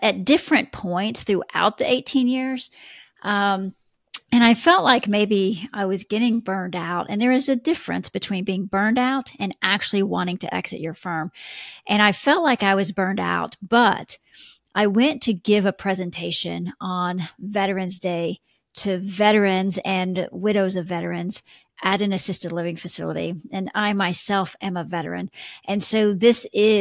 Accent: Texas, United States; now in Atlanta, United States; I'm not originally from Atlanta. I'm originally from Texas, the central states.

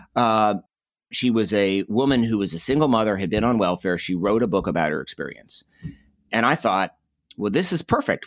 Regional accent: Northeast, United States; I grew up in the Northeast.

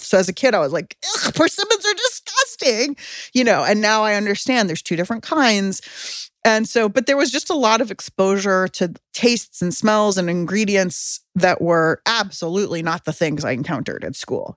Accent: San Diego, California, United States; I grew up in San Diego

